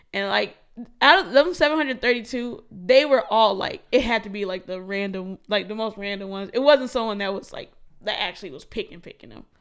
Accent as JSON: {"language": "English", "region": "Minnesota", "country": "United States", "said": "as a Minnesotan"}